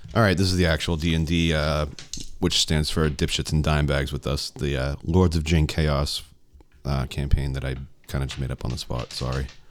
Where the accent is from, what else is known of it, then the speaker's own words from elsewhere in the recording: Stoneham, Massachusetts, United States; I'm from Stoneham